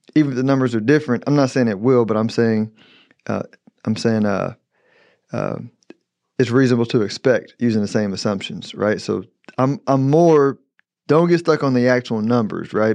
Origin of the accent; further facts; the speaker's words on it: United States; I'm an American